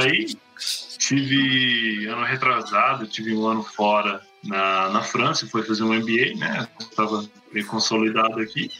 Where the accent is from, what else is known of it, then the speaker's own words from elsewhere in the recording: North Island, New Zealand; Portuguese is a second language; moved away as an adult; also born or lived in Bahia, Brazil; now in Brazil; sou, sou neozelandês, como falou, nasci, fui criado numa fazenda de leite no norte de Nova Zelândia